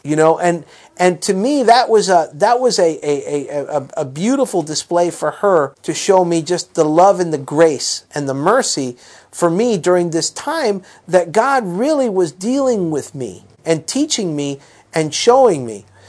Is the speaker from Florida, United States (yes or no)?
yes; South Florida, United States; growing up in South Florida